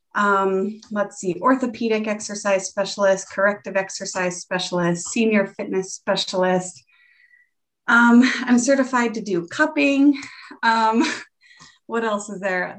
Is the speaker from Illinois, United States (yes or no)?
no; Greeley, Colorado, United States; also born or lived in Severance, Colorado; I was born in Greeley, Colorado, and I currently live in Severance, Colorado, which is like 15 minutes away from my hometown